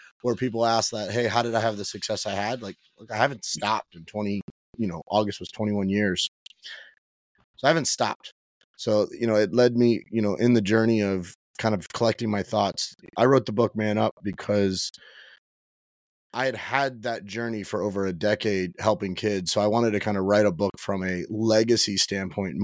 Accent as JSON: {"language": "English", "town": "Miami", "region": "Florida", "country": "United States", "tie": "born or raised there", "said": "I was born and raised in Miami"}